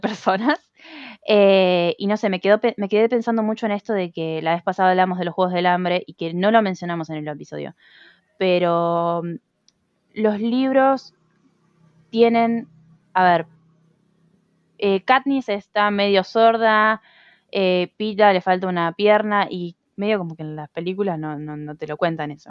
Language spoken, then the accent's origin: Spanish; Argentina; yo soy de Argentina.